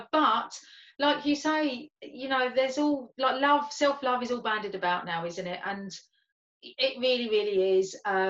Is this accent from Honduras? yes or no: no; London, United Kingdom; accent: London; I wanted to speak with my London accent. Like, I don't have as much of a London accent as I did have, and as much as my family still have